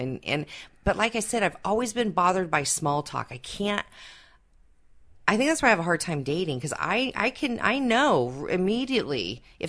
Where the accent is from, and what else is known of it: Seattle, Washington, United States